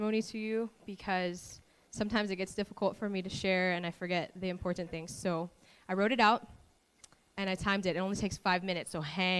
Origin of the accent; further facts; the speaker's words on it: Maui, Hawaii, United States; I was born and raised on Maui.